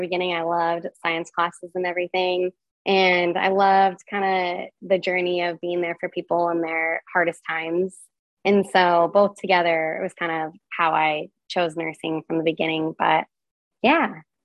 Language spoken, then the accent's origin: English; Reno, Nevada, United States; moved away; also born or lived in Portland, Oregon; I grew up in uh, Reno, Nevada